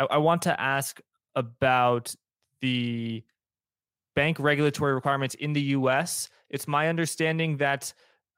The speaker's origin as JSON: {"language": "English", "country": "United States", "said": "I'm American"}